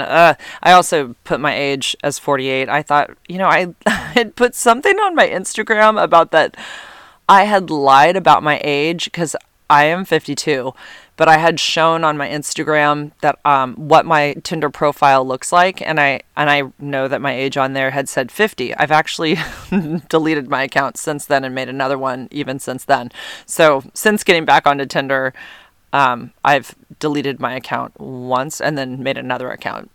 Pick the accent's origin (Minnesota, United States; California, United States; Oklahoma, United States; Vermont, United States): California, United States; San Carlos; now in Santa Cruz area, United States; I grew up in near Redwood City, San Carlos, which is basically halfway between San Jose and San Francisco